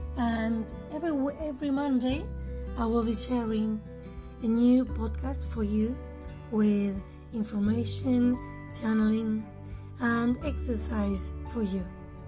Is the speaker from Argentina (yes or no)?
yes; Argentina; from Argentina